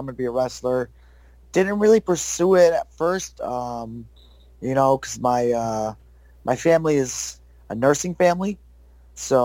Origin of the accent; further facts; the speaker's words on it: Syracuse, New York, United States; moved away; also born or lived in Florida; I grew up in Syracuse, New York